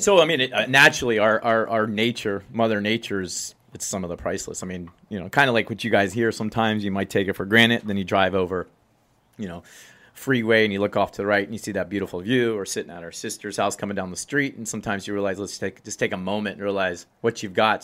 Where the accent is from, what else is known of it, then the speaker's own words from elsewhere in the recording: Miami, Florida, United States; I'm born and raised in Miami